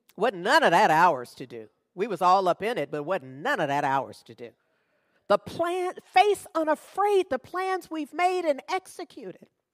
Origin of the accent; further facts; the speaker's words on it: United States; I'm American. born, raised, have lived here all my life.